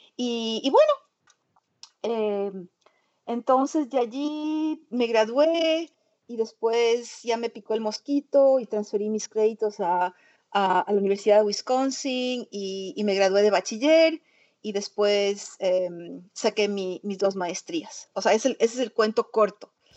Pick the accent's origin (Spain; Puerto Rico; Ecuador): Ecuador; moved away as an adult; also born or lived in New York, United States; now in United States; yo nací en, Nueva York, pero antes de cumplir un año me trasladé al Ecuador con mi madre y, yo crecí en el Ecuador. Y después, em, cuando cumplí 22 años, vuelvo a migrar a los Estados Unidos